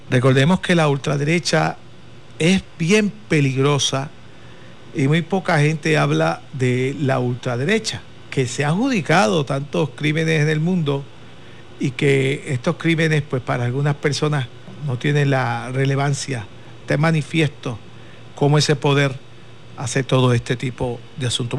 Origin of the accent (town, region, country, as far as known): Puerto Rico